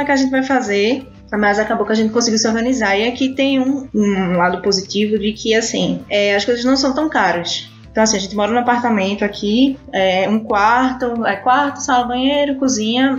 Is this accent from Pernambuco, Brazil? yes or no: yes; Recife, Pernambuco, Brazil; moved away as an adult; now in London, Canada; eu sou recifense, né? Ai. Ah. Natural de Recife, esse sotaquezinho aqui é de lá.